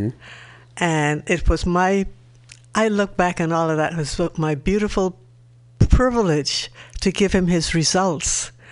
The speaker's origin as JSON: {"language": "English", "town": "Nassau", "region": "New Providence", "country": "Bahamas", "said": "Nassau, Bahamas. Like we say, or the Commonwealth of Nassau, Bahamas."}